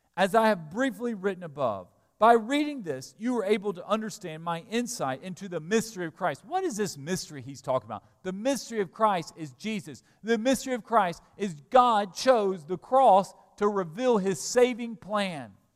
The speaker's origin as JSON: {"language": "English", "region": "Alabama", "country": "United States", "tie": "born or raised there", "said": "I'm an American citizen. I was born in Alabama"}